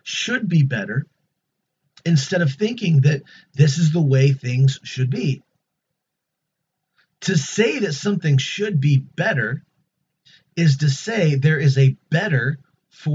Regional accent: United States; As an American

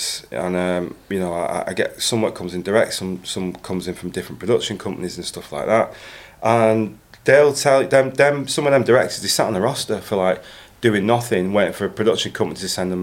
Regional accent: Bolton, North West England, United Kingdom; now in London, United Kingdom; you're a kid, you're growing up in Bolton

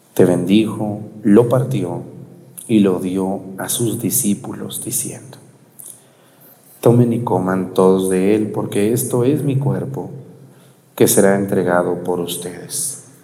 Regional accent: Jalisco, Mexico; mi pueblo

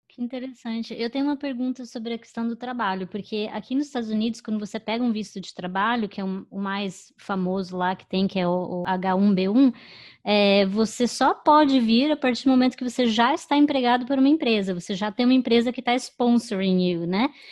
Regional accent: Curitiba, Paraná, Brazil; now in New York, United States; eu sou do sul, né? Eu sou de Curitiba

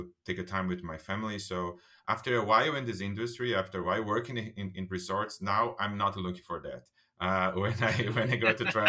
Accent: São Caetano do Sul, São Paulo, Brazil; I start as a bellboy in a hotel in my city, in my hometown, my city, in São Caetano do Sul

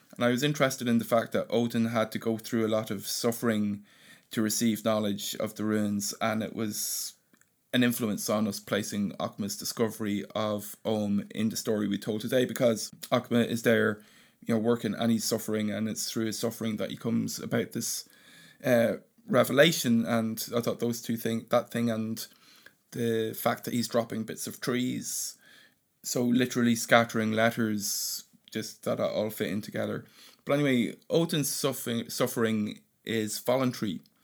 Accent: Ireland; the Irish language does have a poetry to it, and, you know, it's in, intertwined with our history and our landscape and myth

